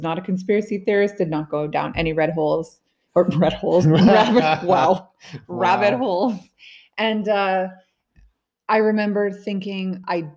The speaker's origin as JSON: {"language": "English", "country": "Canada", "said": "speaking as a Canadian right now"}